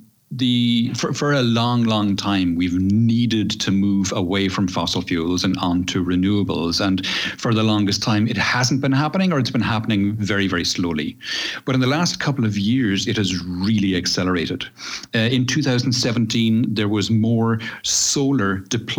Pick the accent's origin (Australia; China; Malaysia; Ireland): Ireland; moved away as an adult; now in Seville, Spain; I moved here, I'm Irish originally, as you know, and moved here in 2008